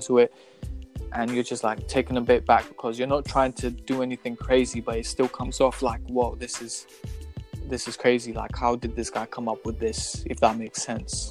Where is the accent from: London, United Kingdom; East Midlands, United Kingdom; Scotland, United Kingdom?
Scotland, United Kingdom; Glasgow; because we were just some kids growing up in Glasgow